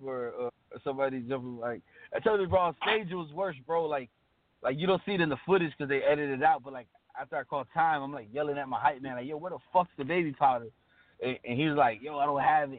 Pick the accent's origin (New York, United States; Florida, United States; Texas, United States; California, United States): Florida, United States; Miami; I'm from Miami